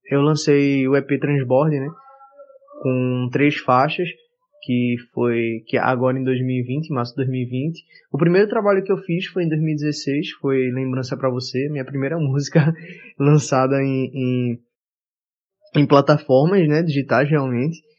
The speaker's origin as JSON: {"language": "Portuguese", "town": "Olinda", "region": "Pernambuco", "country": "Brazil", "tie": "born or raised there", "moved": "yes", "said": "realmente da minha terra, assim, a primeira terra que eu morei, Olinda, que fala que, poxa, agora eu só, volto lá às vezes no carnaval. Eu ainda, eu ainda tenho família lá, mas eu volto só no carnaval"}